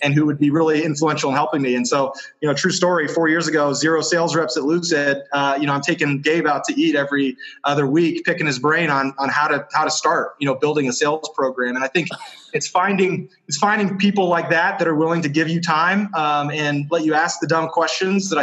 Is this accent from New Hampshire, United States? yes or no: yes; New Hampshire, United States; moved away as an adult; now in Utah, United States; I grew up in New Hampshire, moved to Utah about 4 years ago